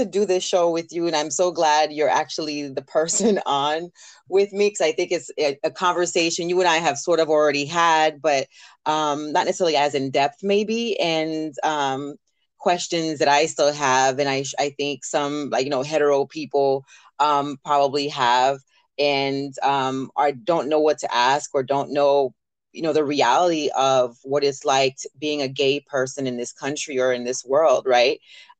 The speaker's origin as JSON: {"language": "English", "region": "the South", "country": "United States", "tie": "born or raised there", "said": "Growing up in the South, my experience was that there were gay people, and then that was it, right?"}